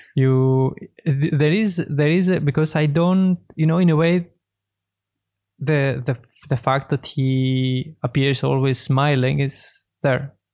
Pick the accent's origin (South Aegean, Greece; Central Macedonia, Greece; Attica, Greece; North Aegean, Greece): Central Macedonia, Greece; Thessaloniki; moved away as an adult; now in Berlin, Germany; I'm a painter from Greece, Thessaloniki.